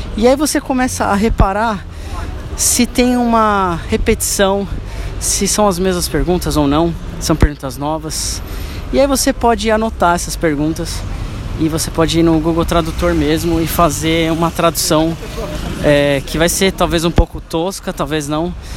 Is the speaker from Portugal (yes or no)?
no; São Paulo, Brazil; eu nasci na Zona Leste, São Paulo